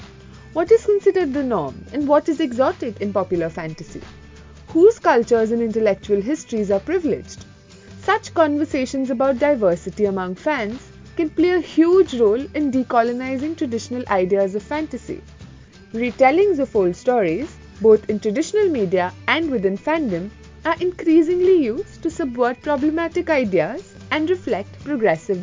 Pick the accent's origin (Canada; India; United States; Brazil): India; Mumbai, Maharashtra; now in United Kingdom; I grew up in Mumbai